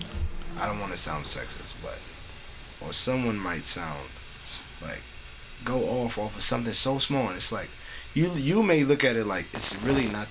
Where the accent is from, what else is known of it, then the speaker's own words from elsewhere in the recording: New York, United States; we grew up in New York